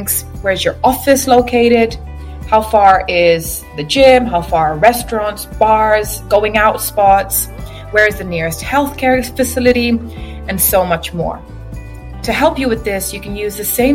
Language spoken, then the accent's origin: English; Cyprus; moved away as an adult; also born or lived in England; now in Dubai, United Arab Emirates; I am from Cyprus. I was born and raised there. I relocated 10 years ago to England, and now recently I decided to relocate to Dubai